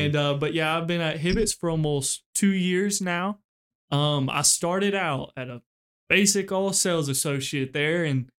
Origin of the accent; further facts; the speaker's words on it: Texas, United States; moved away; I was actually born and raised in Texas. Me and my mother both miss home a lot, for sure. Born and raised in Texas. My mom stayed with me and my grandparents for a little bit, her parents. And I want to say it was about, I was born in 2002.